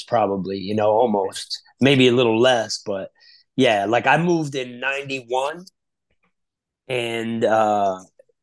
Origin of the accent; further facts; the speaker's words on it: Florida, United States; moved away; also born or lived in Passaic, New Jersey / Union City, New Jersey / New York City; My family went to Florida when I was 5, 6 years old, and then I lived there for a bunch of years.